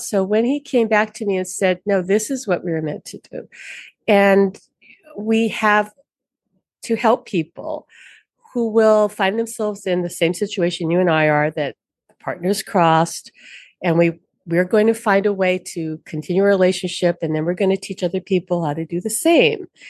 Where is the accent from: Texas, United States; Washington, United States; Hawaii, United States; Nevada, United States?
Hawaii, United States; Honolulu; from Honolulu, born and raised in Hawaii on Oahu.